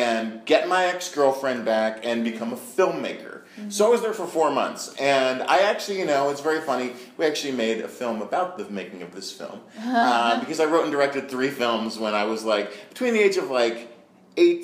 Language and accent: English; Marin County, California, United States; I'm from Marin County